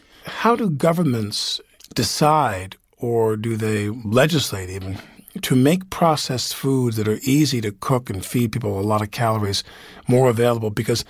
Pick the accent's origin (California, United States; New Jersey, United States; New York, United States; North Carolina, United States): New York, United States; Long Island; I'm from there as well.